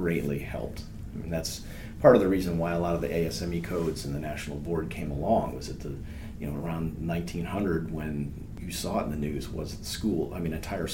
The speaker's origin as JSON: {"language": "English", "region": "Vermont", "country": "United States", "moved": "as an adult", "lives_now": "North Carolina, United States", "said": "I'm from Vermont originally"}